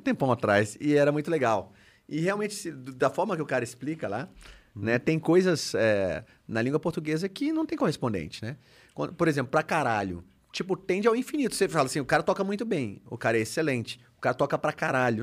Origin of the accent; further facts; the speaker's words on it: Brazil; foi a primeira vez que eu saí do Brasil, né? E ninguém da minha família havia saído do Brasil